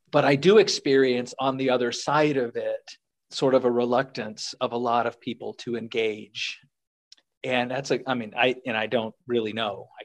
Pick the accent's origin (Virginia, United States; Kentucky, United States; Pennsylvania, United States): Virginia, United States; Northern Virginia, just